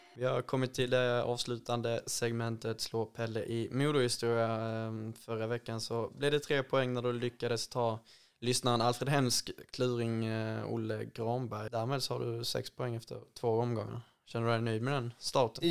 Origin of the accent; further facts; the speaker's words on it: Ängelholm, Skåne, Sweden; min hemstad Ängelholm